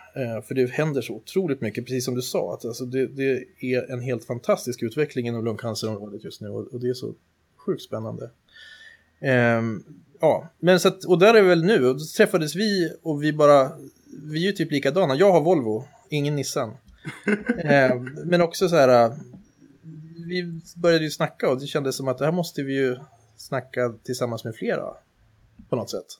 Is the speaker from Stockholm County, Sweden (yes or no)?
no; Härnösand, Västernorrland County, Sweden; jag är uppvuxen i Härnösand av alla ställen